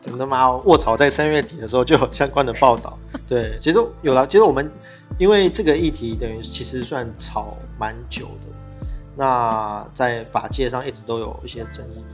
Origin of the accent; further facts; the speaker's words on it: Taiwan; 我们台湾人